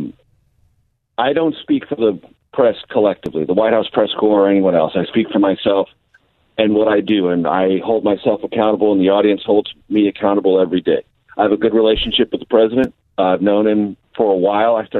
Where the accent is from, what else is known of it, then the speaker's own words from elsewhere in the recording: San Diego, California, United States; moved away as an adult; also born or lived in Amarillo, Texas / Las Vegas, Nevada / Houston, Texas / Columbia, Missouri; now in Washington, United States; I grew up in San Diego, came to the Midwest